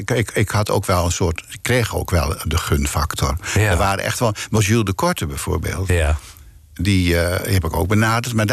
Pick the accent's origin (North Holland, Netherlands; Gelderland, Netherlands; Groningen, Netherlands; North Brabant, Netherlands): North Holland, Netherlands; Groet; born there; Ik ben geboren in Groet en ik heb daarna op allerlei plekken in Nederland gewoond. In Almelo, in, in Arnhem, op allerlei plekken.